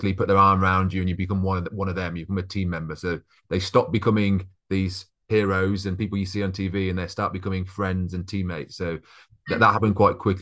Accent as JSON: {"language": "English", "town": "Coventry", "region": "West Midlands", "country": "United Kingdom", "tie": "born or raised there", "said": "I grew up in Coventry"}